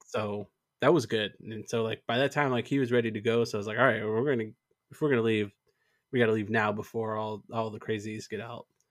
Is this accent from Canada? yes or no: yes; Canada; moved away; also born or lived in Alberta; I'm still Canadian